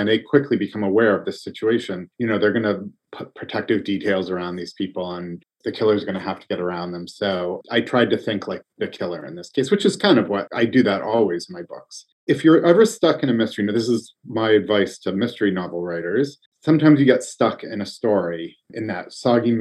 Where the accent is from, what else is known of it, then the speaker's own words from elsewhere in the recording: Massachusetts, United States; I grew up in Massachusetts